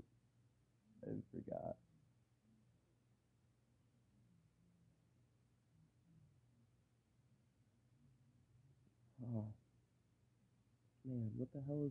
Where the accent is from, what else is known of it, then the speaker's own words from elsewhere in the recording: Michigan, United States; I live in Michigan. Yeah, I'm from Michigan